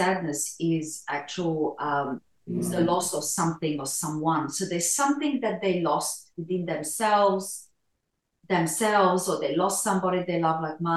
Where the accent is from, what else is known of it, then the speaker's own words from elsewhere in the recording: Romania; now in Australia; I was born in Romania in Europe and migrated to Australia in 1982